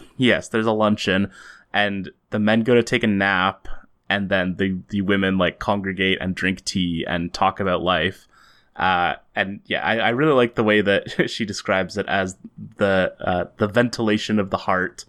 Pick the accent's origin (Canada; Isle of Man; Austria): Canada; as Canadians